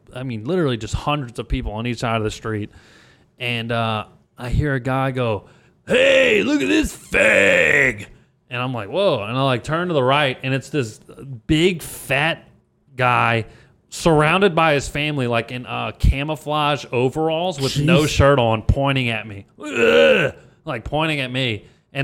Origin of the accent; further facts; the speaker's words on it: Louisiana, United States; now in Austin, United States; They do it in my hometown